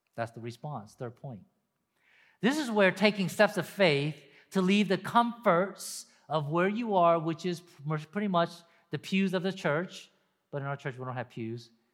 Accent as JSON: {"language": "English", "region": "Deep South", "country": "United States", "tie": "born or raised there", "said": "Me growing up in the deep South, deep South."}